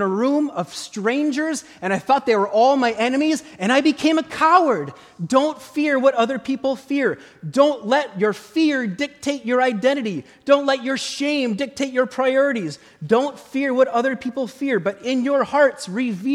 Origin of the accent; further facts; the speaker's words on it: Midwest, United States; I grew up in the Midwest